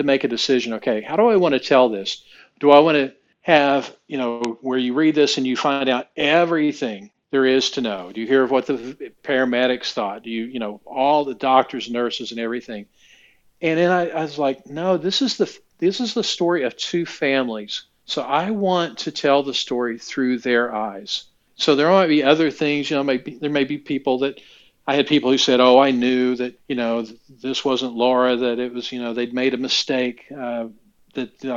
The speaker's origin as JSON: {"language": "English", "region": "Oklahoma", "country": "United States", "tie": "born or raised there", "also_born_or_lived": "Indianapolis, Indiana", "moved": "yes", "lives_now": "Indiana, United States", "said": "I grew up in Oklahoma, where football is a religion"}